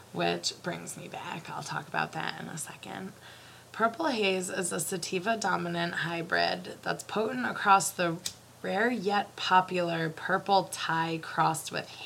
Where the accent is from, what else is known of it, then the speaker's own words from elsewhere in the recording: Ohio, United States; moved away; I'm from Ohio